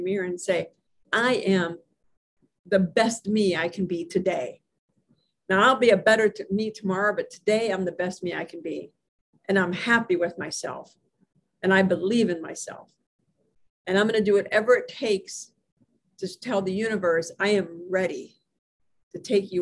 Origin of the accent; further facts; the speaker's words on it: Hermitage, Pennsylvania, United States; in Hermitage, Pennsylvania, my hometown